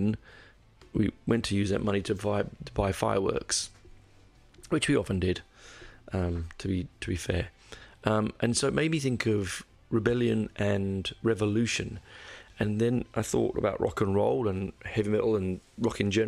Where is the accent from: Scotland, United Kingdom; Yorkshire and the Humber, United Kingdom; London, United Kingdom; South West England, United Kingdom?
London, United Kingdom; I grew up in North London, in Copthall